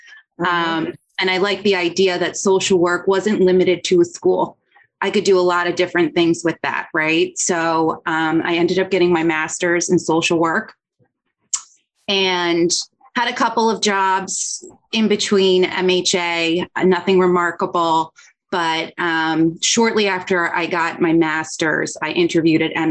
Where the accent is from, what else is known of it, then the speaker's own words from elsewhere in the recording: Hunterdon County, New Jersey, United States; I'm from New Jersey. The school was actually a county over from me. I grew up in Hunterdon County